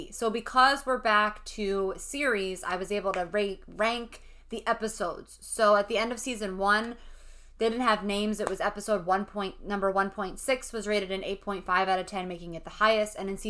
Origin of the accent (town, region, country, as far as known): New Jersey, United States; accent: Jersey